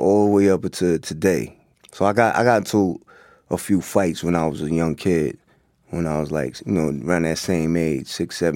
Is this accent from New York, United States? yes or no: yes; Hempstead, New York, United States; also born or lived in Queens, New York; growing up in Long Island, in Hempstead